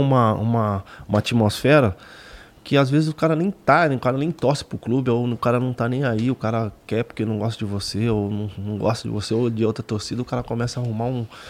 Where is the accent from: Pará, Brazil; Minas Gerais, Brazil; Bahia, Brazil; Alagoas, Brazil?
Minas Gerais, Brazil; moved away; Eu sou mineiro